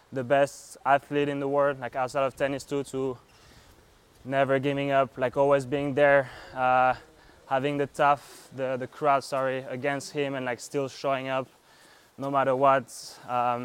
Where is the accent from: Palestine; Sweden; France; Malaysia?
France; moved away as an adult; also born or lived in Kentucky; now in Miami, United States; I'm from France. I arrived in the US in 2018